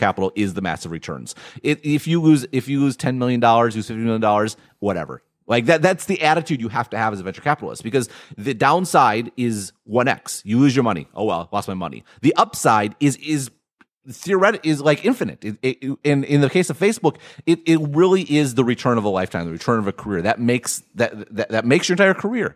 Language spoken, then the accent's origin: English; Midwest, United States; I'm from the Midwest